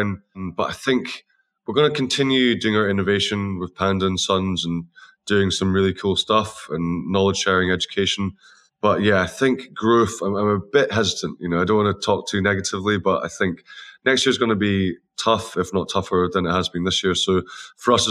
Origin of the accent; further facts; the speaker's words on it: Scotland, United Kingdom; we're all Scottish